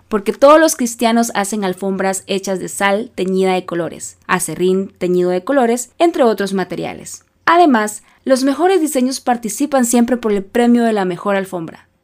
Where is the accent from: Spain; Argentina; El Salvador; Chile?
El Salvador; soy salvadoreña